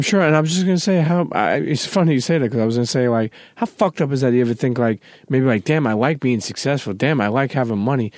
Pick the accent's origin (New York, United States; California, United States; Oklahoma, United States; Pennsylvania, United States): New York, United States; growing up in New York